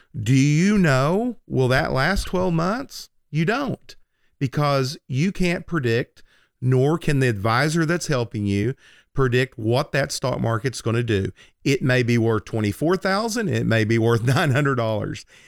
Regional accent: Lindsay, Oklahoma, United States; when I was a teenager, um, lit, growing up on Francis Street in Lindsay, Oklahoma

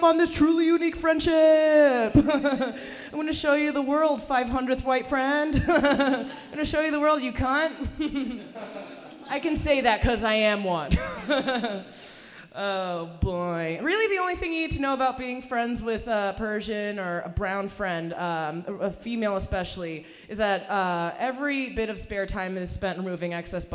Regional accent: Hartford, Connecticut, United States; English is a second language; also born or lived in Iran; I actually grew up in Hartford, Connecticut, in the state capital

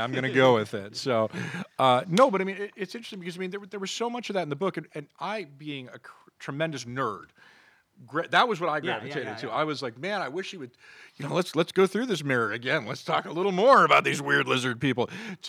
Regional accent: Scotland, United Kingdom; now in United States; And what's interesting is that while we in America, we are an immigrant nation, you know, I came here from Scotland, you know, you you know, are Latino and Jewish, you know what I mean?

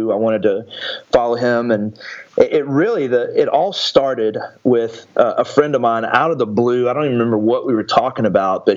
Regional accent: Athens, Texas, United States; I was born in just a little small town in East Texas called Athens, Texas, and grew up there

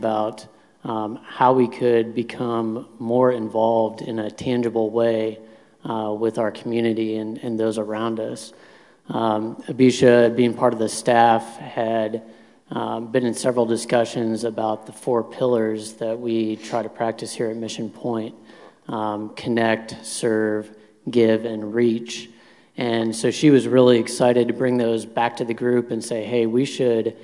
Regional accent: Churubusco, Indiana, United States; I grew up outside of Fort Wayne in Cherubusco, Indiana

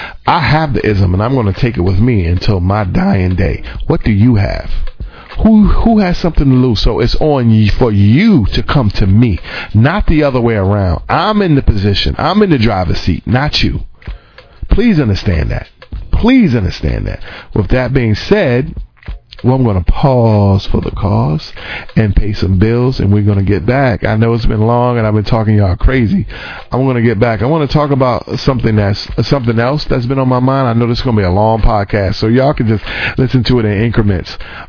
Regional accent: New York City, New York, United States; And I'm from, like, I'm really born and raised in New York City. I know I don't really sound like it. And by the way, I'm very proud of that, because New York is real

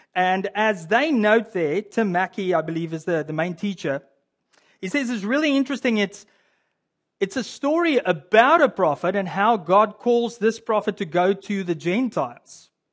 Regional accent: South Africa; now in Canada; as a South African that lives in Canada

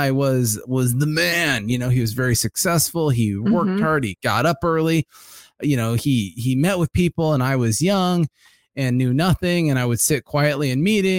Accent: Ventura, California, United States; I grew up here in Ventura.

